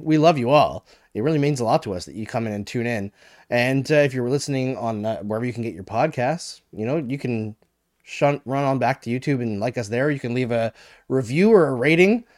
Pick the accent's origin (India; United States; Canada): Canada; we're Canadian.